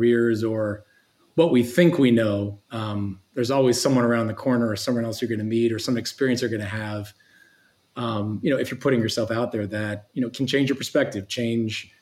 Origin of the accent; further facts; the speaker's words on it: Eugene, Oregon, United States; also born or lived in New Orleans, Louisiana; we grew up in Eugene, Oregon